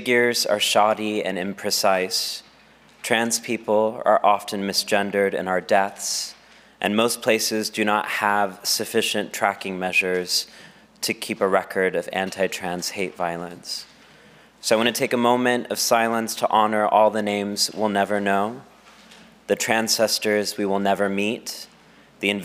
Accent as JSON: {"language": "English", "region": "Texas", "country": "United States", "tie": "born or raised there", "said": "my home state of Texas"}